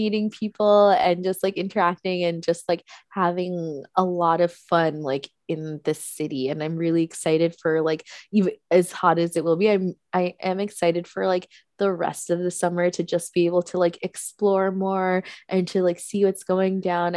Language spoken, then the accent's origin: English; East Coast, United States; now in New York, United States; I grew up on the East Coast